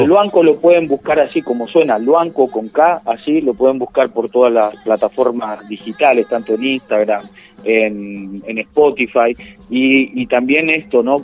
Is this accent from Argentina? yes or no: yes; Argentina; la tierra nuestra, Argentina